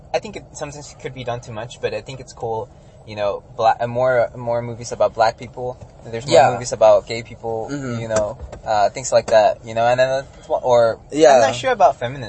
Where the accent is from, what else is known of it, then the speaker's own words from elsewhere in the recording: Mexico; now in United States; I grew up in Mexico and then I lived here.